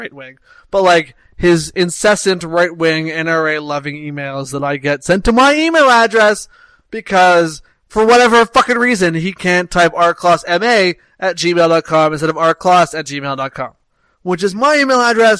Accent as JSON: {"language": "English", "country": "Canada", "said": "this is the wonder of being Canadian."}